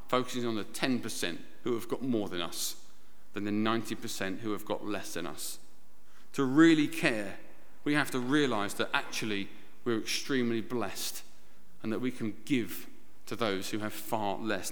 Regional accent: United Kingdom; we're British

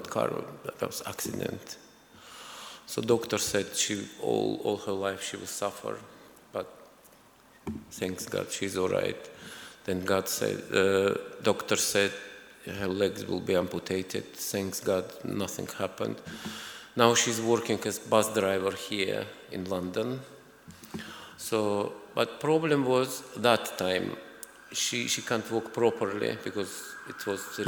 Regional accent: Azerbaijan; moved away as an adult; also born or lived in Moscow region, Russia; I was born in Azerbaijan. It's a former Soviet Republic, a very small, beautiful country.

